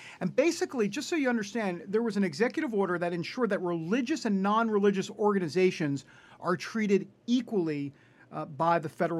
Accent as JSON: {"language": "English", "region": "New York", "country": "United States", "said": "I'm from New York, he's from New York"}